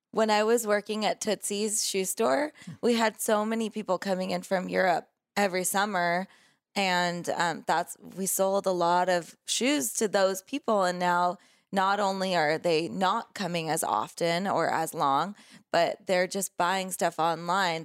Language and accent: English; Laguna Beach, California, United States; I grew up in Laguna